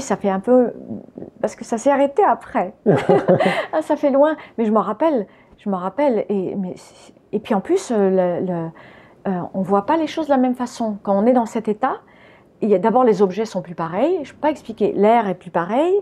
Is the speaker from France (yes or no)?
yes; France; French is a second language; also born or lived in United States / Spain; j'étais américaine quand je suis arrivée en France. Donc déjà, je ne parlais pas français. Et j'ai commencé à aller à l'école. Je ne sais plus à quel âge on va à l'école, mais j'avais 4 ans quand on est arrivé